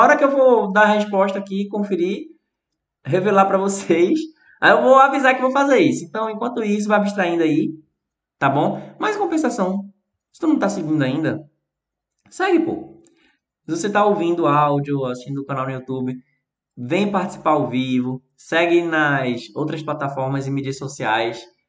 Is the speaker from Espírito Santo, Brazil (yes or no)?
no; Recife, Pernambuco, Brazil; accent: Recife; meu sotaque aqui do Recife